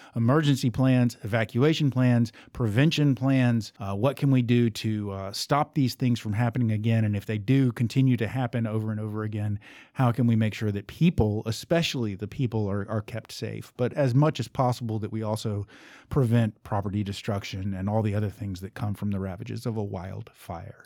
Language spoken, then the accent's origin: English; Southern United States, United States; accent: thick Southern; how thick my Southern accent is